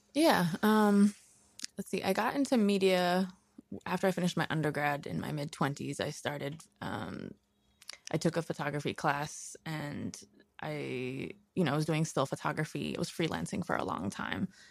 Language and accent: English; New York City, New York, United States; also born or lived in Brooklyn; I grew up in Queens